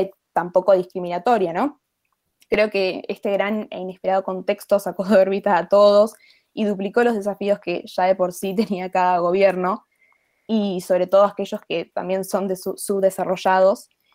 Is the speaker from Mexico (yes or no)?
no; Argentina; en mi país, eh, en Argentina